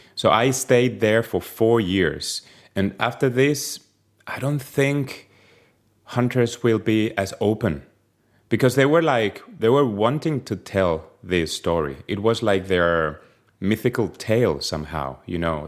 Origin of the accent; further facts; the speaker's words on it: Spain; moved away as an adult; now in Denmark; I'm from Spain